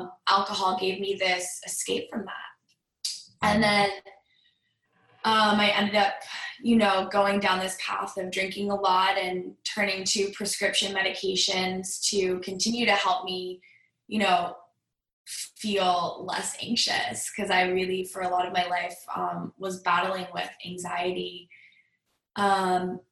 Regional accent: Greenwich, Connecticut, United States; I grew up in Greenwich, Connecticut on the East Coast

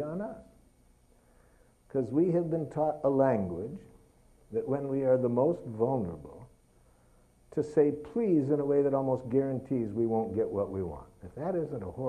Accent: Detroit, Michigan, United States; I was raised in Detroit

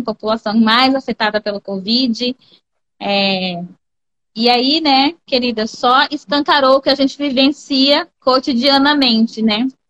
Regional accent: Vila Bela da Santíssima Trindade, Mato Grosso, Brazil; moved away; also born or lived in Cáceres / Cuiabá; Vila Bela da Santíssima Trindade. Minha cidade, minha terra, que me aquece o coração, gosto muito de falar de Vila Bela. Pois bem, Saí, viemos para Cáceres, minha mãe veio para Cáceres, é, estudei em Cáceres, depois vim para Cuiabá

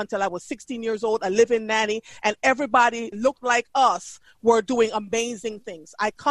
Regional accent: Jamaica; moved away as an adult; now in United States; I grew up in Jamaica, where education was taught.

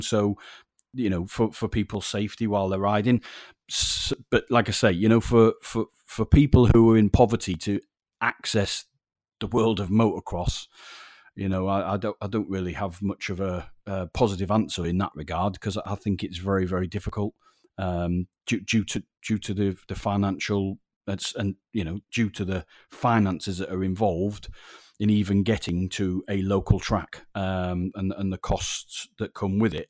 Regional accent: Yorkshire and the Humber, United Kingdom; moved away; I'm a Yorkshire lad originally

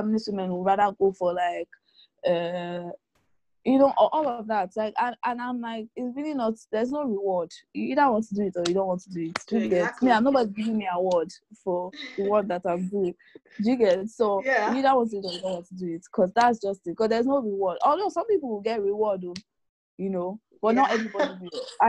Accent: Lagos, Nigeria; I was born in Lagos

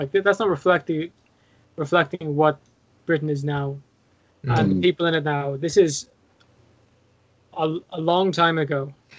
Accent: County Offaly, Ireland

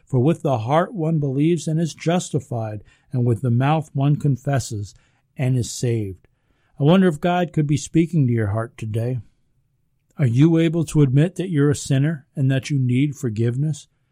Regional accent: United States; we're American

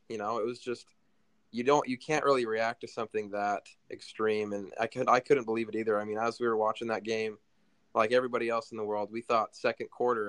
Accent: Rexburg, Idaho, United States; also born or lived in Pocatello, Idaho; now in Houston, United States; I grew up in Pocatello, Idaho.

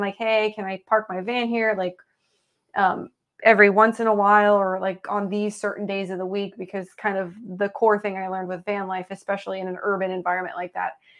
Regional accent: Indiana, United States; And I'm from Southern Indiana, and you know, kind of that whole region is right across the river from Louisville, Kentucky.

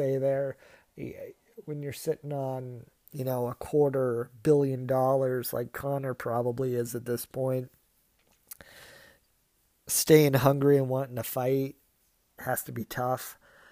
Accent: Massachusetts, United States; my home state

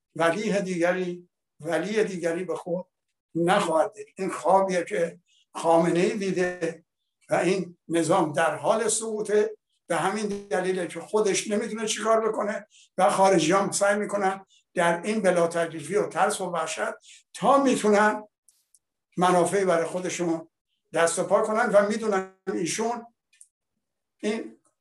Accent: Iran; ما ایرانی هستیم

